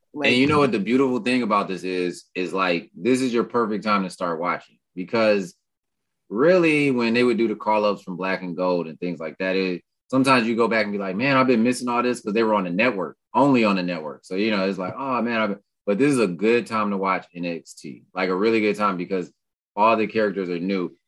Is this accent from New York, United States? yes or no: yes; New York City, New York, United States; I'm from Brooklyn